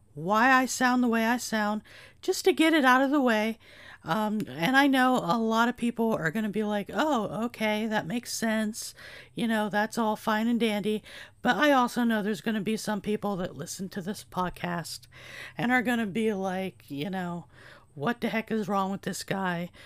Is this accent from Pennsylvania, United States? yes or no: yes; Gallitzin, Pennsylvania, United States; moved away as an adult; also born or lived in Berwick, Pennsylvania; I am now back in my hometown of Gallitzin